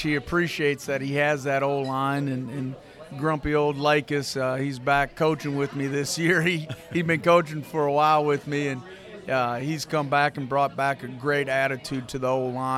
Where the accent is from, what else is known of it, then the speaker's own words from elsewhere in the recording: Hammond, Wisconsin, United States; moved away; I'm originally from Wisconsin, northwest Wisconsin. It's called St. Croix Central High School. Hammond's my hometown.